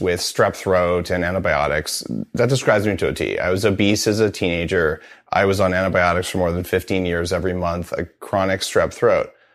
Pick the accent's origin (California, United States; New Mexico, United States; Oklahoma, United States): New Mexico, United States; I grew up in New Mexico